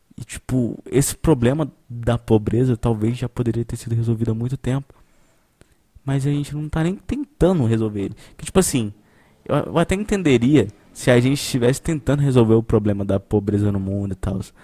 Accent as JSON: {"language": "Portuguese", "country": "Brazil", "said": "a gente é brasileiro"}